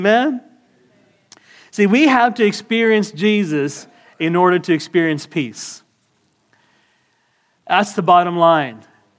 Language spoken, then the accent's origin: English; Canada; I got my green card. Everybody relax. You know? I'm Canadian, right?